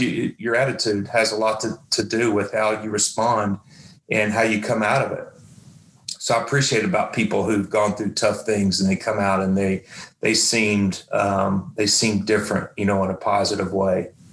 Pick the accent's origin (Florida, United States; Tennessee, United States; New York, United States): Tennessee, United States; I grew up in Tennessee